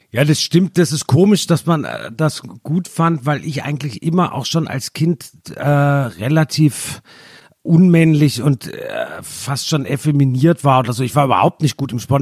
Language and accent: German; Germany; ich bin ja sehr nah an Frankreich aufgewachsen